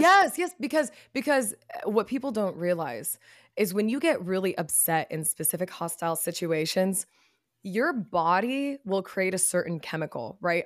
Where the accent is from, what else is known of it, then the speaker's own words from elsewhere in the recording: Texas, United States; also born or lived in Chicago; when I was younger and we were growing up in Texas